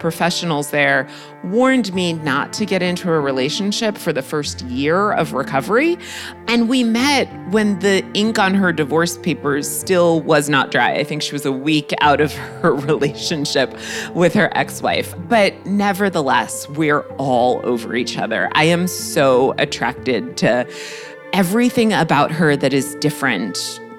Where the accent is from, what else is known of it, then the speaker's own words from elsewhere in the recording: Greenwich, Connecticut, United States; my background growing up in Greenwich, Connecticut